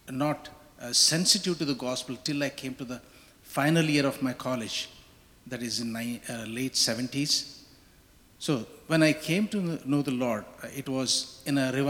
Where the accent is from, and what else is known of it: India; moved away